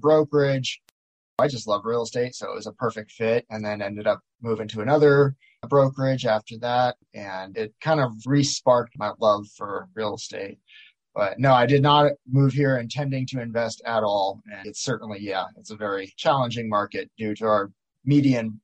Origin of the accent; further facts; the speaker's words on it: Miami, Florida, United States; moved away as an adult; now in Maui, United States; I grew up in Miami and I did a little bit of real estate there